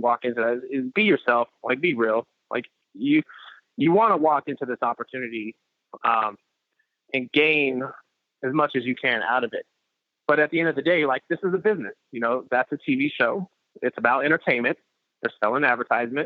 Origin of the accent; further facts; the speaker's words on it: San Francisco, California, United States; I grew up in Frisco in the 80s